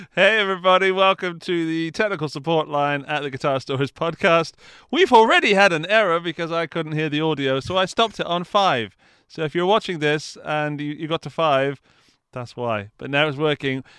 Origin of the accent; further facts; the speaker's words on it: England, United Kingdom; I'm English